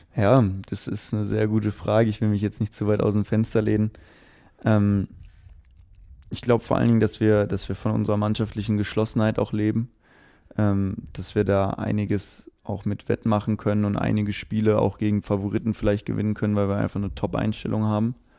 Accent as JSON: {"language": "German", "town": "Aachen", "region": "North Rhine-Westphalia", "country": "Germany", "tie": "born or raised there", "also_born_or_lived": "Erfurt", "moved": "yes", "lives_now": "Potsdam, Germany", "said": "Ich komme selbst ja gebürtig aus Aachen"}